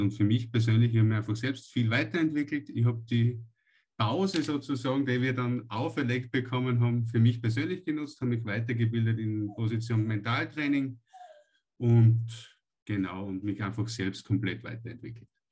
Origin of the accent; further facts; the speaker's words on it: Austria; bei uns in Österreich